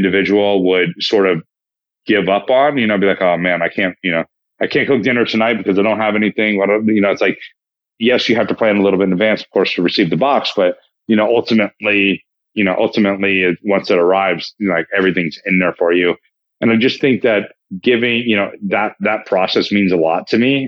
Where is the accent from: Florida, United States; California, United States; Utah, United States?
California, United States; Placerville; also born or lived in Texas; now in Los Angeles, United States; I was born in Texas, but raised in Northern California